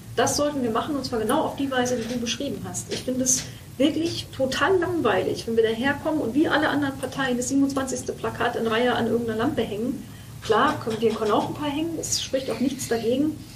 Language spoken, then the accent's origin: German; Brandenburg, Germany; ich bin Brandenburgerin